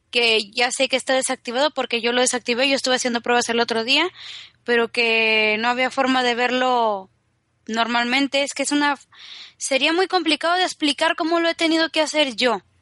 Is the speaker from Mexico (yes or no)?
yes; Mexico; lo peor es que soy mexicana y se me contagia el acento español súper...